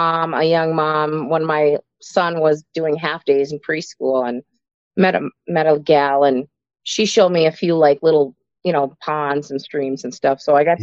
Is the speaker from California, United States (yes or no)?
no; Moose Lake, Minnesota, United States; also born or lived in Duluth, Minnesota / Milwaukee, Wisconsin; now in Wyoming, Minnesota, United States; I'm originally from Minnesota. I was born in Duluth and grew up in Kettle River, Moose Lake, Barnum area. So lived Minnesota in Milwaukee for a little while, but otherwise I've always lived in Minnesota.